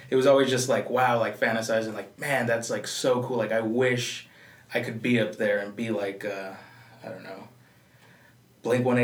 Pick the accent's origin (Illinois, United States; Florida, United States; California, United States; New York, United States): California, United States; Yeah, I'm from California. I understand.